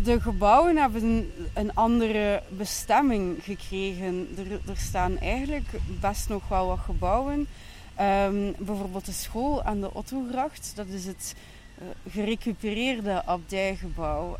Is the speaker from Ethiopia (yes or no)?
no; Ghent, Flanders, Belgium